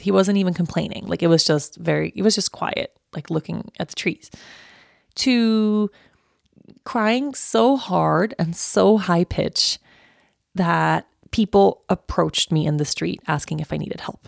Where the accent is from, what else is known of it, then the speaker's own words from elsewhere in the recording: Uppsala, Uppsala County, Sweden; I was born in Uppsala and I've lived in a bunch of different places in Uppsala